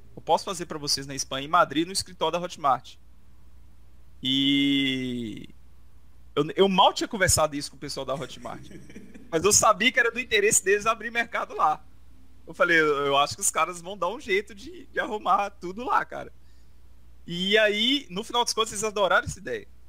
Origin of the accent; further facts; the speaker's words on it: Brazil; Nós somos brasileiros, né? a gente é brasileiro